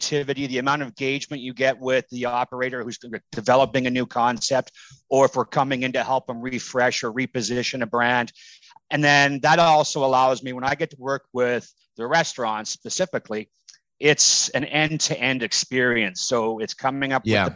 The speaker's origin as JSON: {"language": "English", "country": "Canada", "said": "I'm Canadian"}